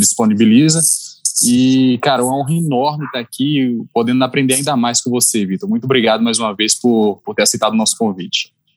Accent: Petrolina, Pernambuco, Brazil; moved away; also born or lived in Belo Horizonte; estou de, de volta para minha terra depois de 12 anos

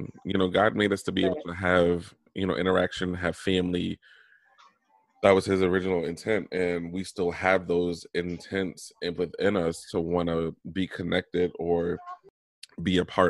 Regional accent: Norfolk, Virginia, United States; I came from Norfolk General Hospital in Virginia

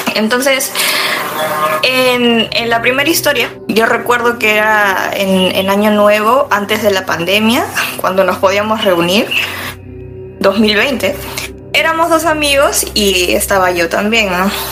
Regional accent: Lima, Peru; yo soy de Lima, del lado sur del distrito de Chorrillos

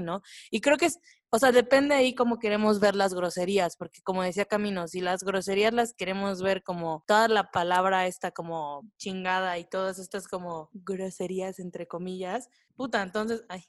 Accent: Veracruz, Mexico; yo soy de Veracruz

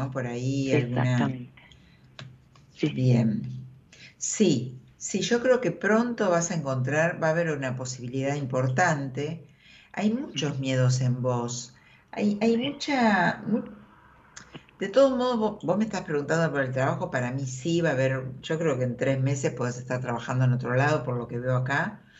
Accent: Salta, Argentina; De Salta, de Salta.

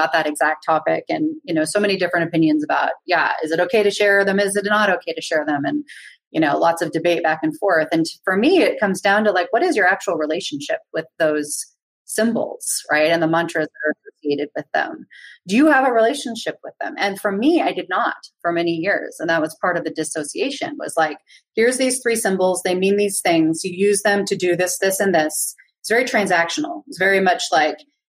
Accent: Berkeley, California, United States; I grew up in Berkeley, and like, my first community was like old school Berkeley hippies

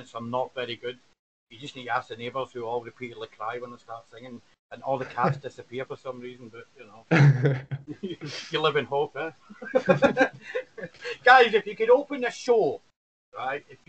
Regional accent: Scotland, United Kingdom; Being a Scotsman

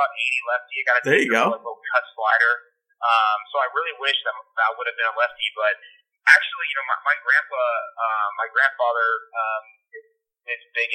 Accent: Tampa, Florida, United States; I grew up a Yankee fan. I'm from Tampa, Florida

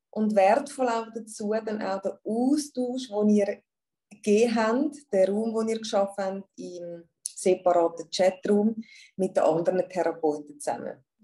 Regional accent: Zurich, Switzerland; ich bin aus Zürich und ich habe eine Praxis, eine Shiatsu-Praxis in der Altstadt in Zürich.

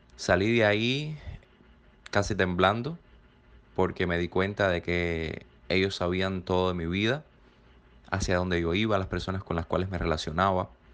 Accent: Cuba; moved away as an adult; Me marché de Cuba

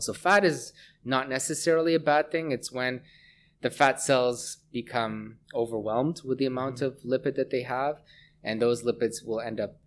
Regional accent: Hamilton, Ontario, Canada; moved away as an adult; also born or lived in Vancouver; I grew up in Hamilton, Ontario

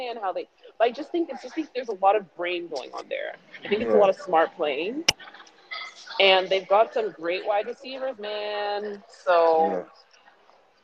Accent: Toronto, Ontario, Canada; I went to Lawrence Park

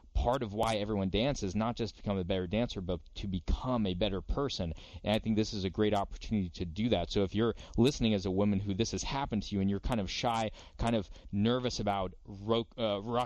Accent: United States; I'm American

